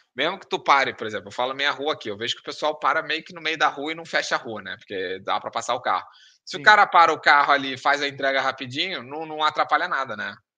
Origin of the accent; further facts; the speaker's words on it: Rio de Janeiro, Brazil; moved away; sou do Rio